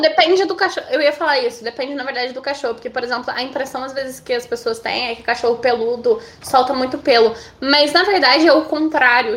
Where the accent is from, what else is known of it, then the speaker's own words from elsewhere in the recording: Brazil; a gente é brasileiro